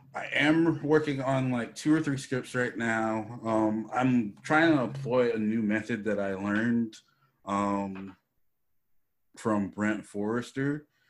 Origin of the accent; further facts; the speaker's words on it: Charlotte, North Carolina, United States; moved away as an adult; also born or lived in New York City, New York; now in Los Angeles, United States; Then we moved to Charlotte, North Carolina, and that's where I finished growing up.